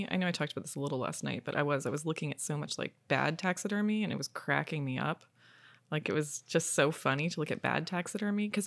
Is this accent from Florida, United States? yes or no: yes; Florida, United States; and also just like growing up in Florida, like there's tons of taxidermy around all the time.